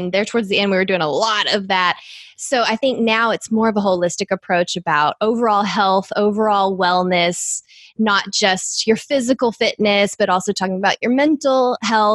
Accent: East Texas, United States; accent: East Texas; My East Texas accent

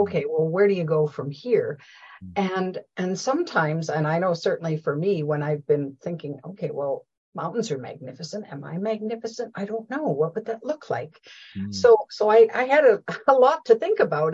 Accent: Canada; we say process or process in Canada

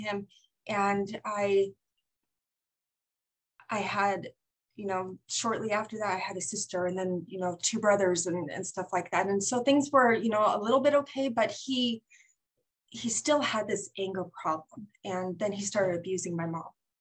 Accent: St. George, Utah, United States; I'm from St. George, Utah

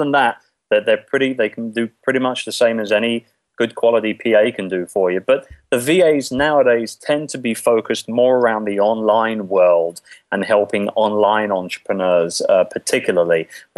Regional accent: London, United Kingdom; moved away as an adult; now in Philippines; I'm originally from London, England, as you might be able to tell by my docile tones here. And basically, I came to the Philippines about 10 years ago

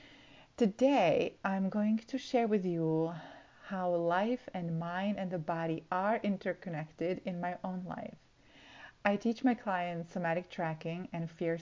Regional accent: Slovakia; moved away; I'm originally from Slovakia

